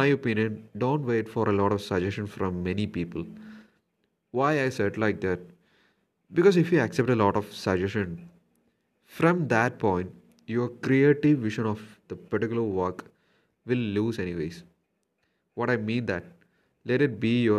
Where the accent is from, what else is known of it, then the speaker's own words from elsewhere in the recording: Thiruvananthapuram, Kerala, India; I'm from Trivandrum, Kerala